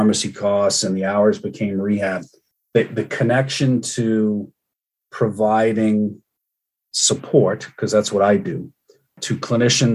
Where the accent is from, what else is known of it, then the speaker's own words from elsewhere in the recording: Cambridge, Massachusetts, United States; I grew up in Cambridge